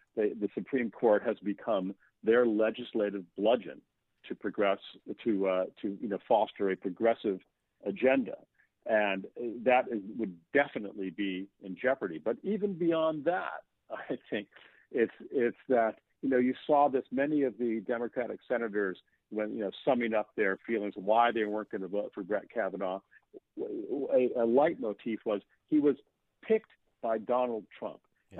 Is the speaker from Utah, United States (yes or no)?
no; Maine, United States; I grew up in Maine